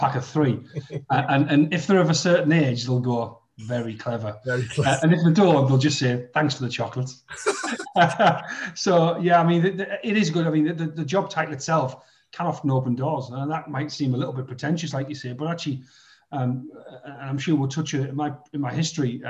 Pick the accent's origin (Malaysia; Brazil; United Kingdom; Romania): United Kingdom; Middlesbrough, North East England; I grew up in Middlesbrough